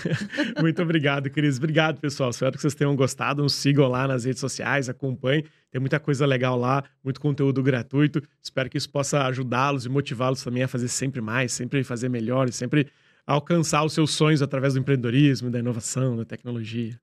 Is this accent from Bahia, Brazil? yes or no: no; interior of Minas Gerais, Brazil; now in São Paulo, Brazil; a gente cresceu lá, lá no interior onde eu, onde eu, onde eu nasci